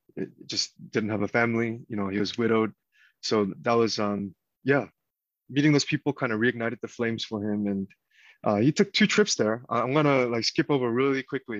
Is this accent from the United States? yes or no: yes; Georgia, United States; also born or lived in Korea / Texas; most of my life has been in Georgia now, Gwinnett County